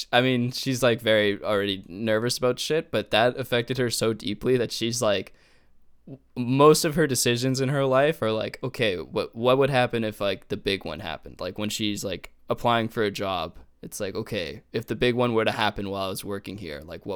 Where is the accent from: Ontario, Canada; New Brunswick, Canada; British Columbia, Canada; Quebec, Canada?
British Columbia, Canada; Vancouver; Adam, we're actually from Vancouver.